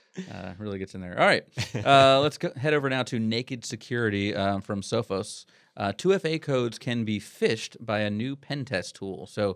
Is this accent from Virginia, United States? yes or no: yes; Virginia, United States; I'm from Virginia.